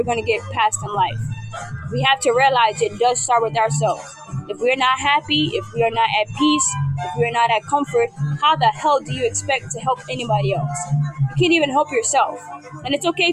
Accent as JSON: {"language": "English", "town": "New York City", "region": "New York", "country": "United States", "said": "I am from New York. I am from the BX, the Bronx"}